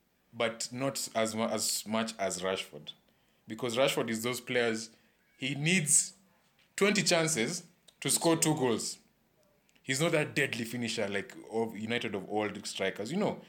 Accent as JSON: {"language": "English", "country": "Ghana", "said": "Actually, I'm a Ghanaian."}